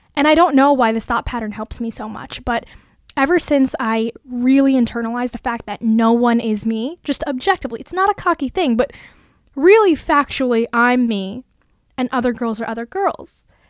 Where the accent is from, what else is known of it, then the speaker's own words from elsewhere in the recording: Bay Area, California, United States; moved away as an adult; now in Massachusetts, United States; I was born and brought up in California, the Bay Area to be exact